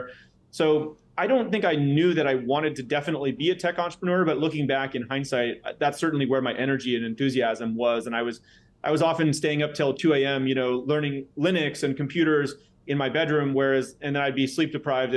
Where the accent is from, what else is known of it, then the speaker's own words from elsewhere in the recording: San Jose, California, United States; I was born in San Jose, California, in Silicon Valley.